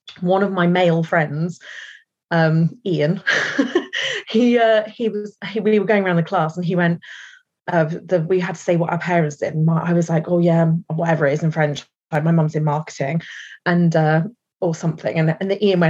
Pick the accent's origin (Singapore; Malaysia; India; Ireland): Ireland; as Irish women